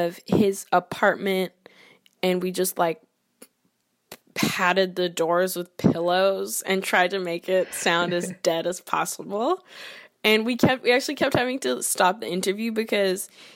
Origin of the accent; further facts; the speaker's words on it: Canada; I'm Canadian. I have a lot of Canadian influences in my personality and in my identity.